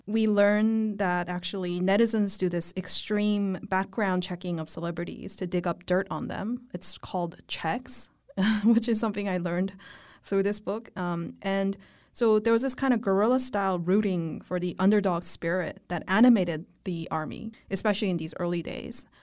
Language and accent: English; Vancouver, British Columbia, Canada; moved away; growing up in Vancouver as a millennial